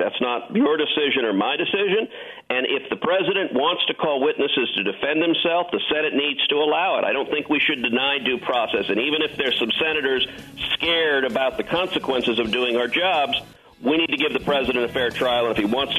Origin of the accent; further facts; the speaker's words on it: Houston, Texas, United States; I grew up in Houston